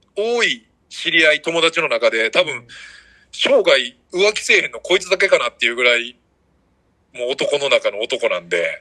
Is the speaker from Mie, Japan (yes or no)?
yes; Ise, Mie, Japan; moved away; 高校、まあ、僕伊勢工業っていう高校出身なんですけど